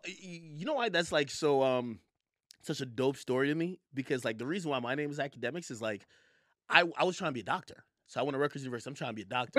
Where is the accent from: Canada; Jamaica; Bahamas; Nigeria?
Jamaica; now in New York, United States; was born in Jamaica, and I and I moved to New York